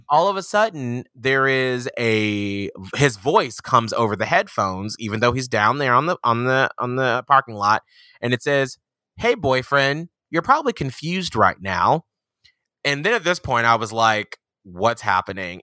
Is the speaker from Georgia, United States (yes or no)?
yes; Atlanta, Georgia, United States; I'm from Atlanta, Georgia.